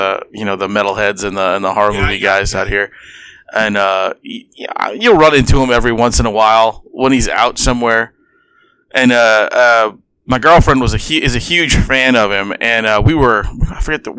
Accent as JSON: {"language": "English", "town": "New Orleans", "region": "Louisiana", "country": "United States", "said": "we're from New Orleans"}